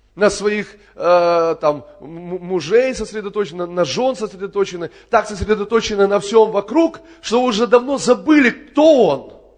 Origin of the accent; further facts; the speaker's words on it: Kerch, Crimea, Ukraine; moved away; это мой родной город. Я там родился в Керчи